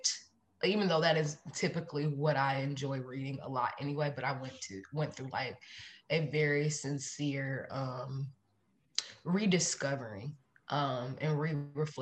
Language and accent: English; Cleveland, Ohio, United States; born and raised in Cleveland, Ohio